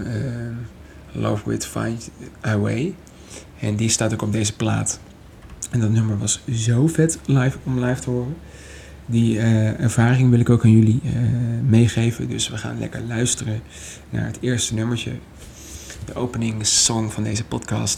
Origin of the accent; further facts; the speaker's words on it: Maastricht, Limburg, Netherlands; moved away as an adult; now in Amsterdam, Netherlands; Ik kom mezelf uit Maastricht. En ja, daar ben ik gewoon eh, geboren.